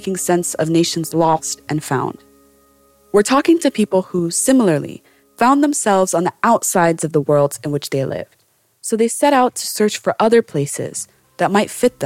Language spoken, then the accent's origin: English; Columbus, Ohio, United States; When my family arrived in Columbus, Ohio in 1998, we joined a newly established but growing Somali community